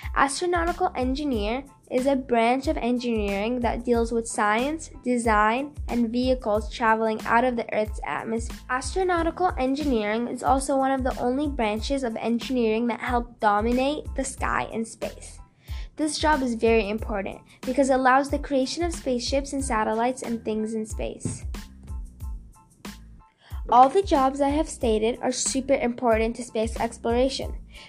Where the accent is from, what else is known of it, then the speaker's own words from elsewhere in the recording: Canada; I'm a Canadian scientist.